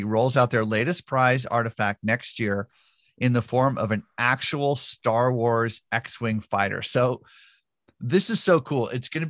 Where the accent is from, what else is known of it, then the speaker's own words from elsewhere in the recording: Southern California, United States; I grew up in Southern California